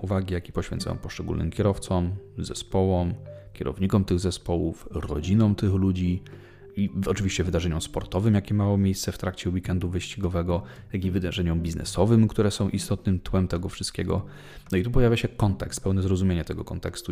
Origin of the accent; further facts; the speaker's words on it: Leszno, Greater Poland, Poland; jako rodowity leszczynianin